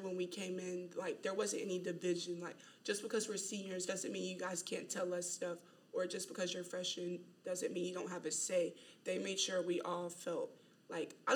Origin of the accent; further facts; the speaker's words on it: Asheboro, North Carolina, United States; moved away as an adult; I'm from Asheboro, North Carolina